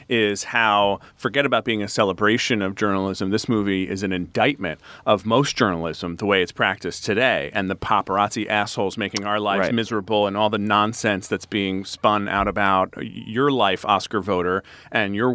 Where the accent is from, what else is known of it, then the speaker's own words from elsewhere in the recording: Northeast, United States; I'm like an Irish American from the Northeast who grew up Catholic and is in journalism.